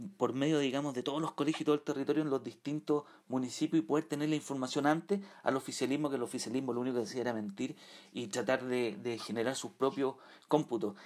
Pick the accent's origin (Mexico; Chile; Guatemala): Chile; San Miguel, Santiago Metropolitan Region; los barrios de San Miguel, estudié en San Miguel, eh, viví, nací en San Miguel